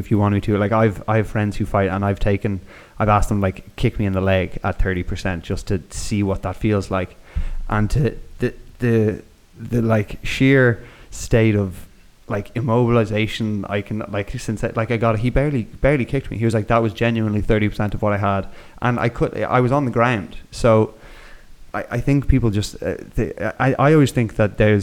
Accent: Ireland; moved away as an adult; also born or lived in Canada; now in Spain; this is just from me growing up now in Ireland, fighting's a big part of like growing up in Ireland

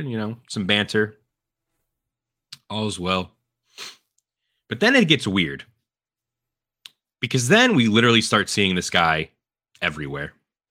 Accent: Philadelphia, Pennsylvania, United States; We're from Philadelphia

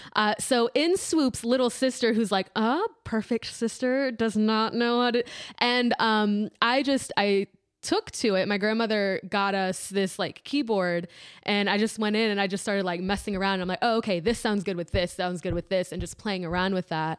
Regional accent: District Heights, Maryland, United States; I am from District Heights, Maryland.

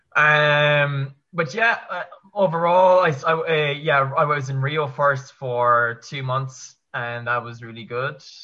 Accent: Kerry, Munster, Ireland; moved away as an adult; also born or lived in Limerick; born and raised in Ireland. Um, went to school in Kerry, which is my my county where I'm from

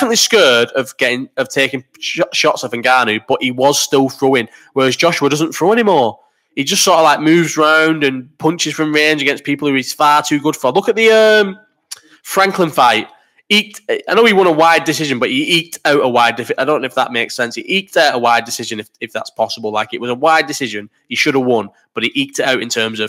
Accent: Bolton, North West England, United Kingdom; I'm from Bolton

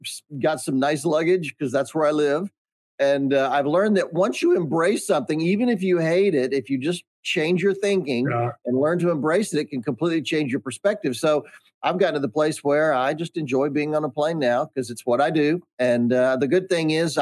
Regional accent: Charlotte, North Carolina, United States; I grew up in Charlotte, North Carolina

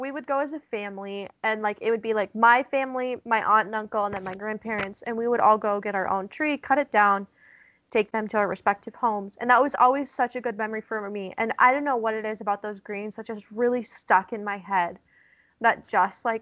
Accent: Black Hills of South Dakota, United States; moved away; I grew up in the Black Hills of South Dakota.

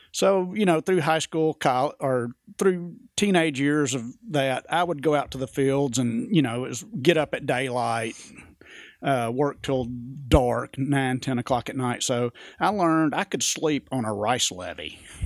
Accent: Jonesboro, Arkansas, United States; accent: West Coast; also born or lived in Tunica, Mississippi / Baghdad, Arizona; I was born in Jonesboro, Arkansas

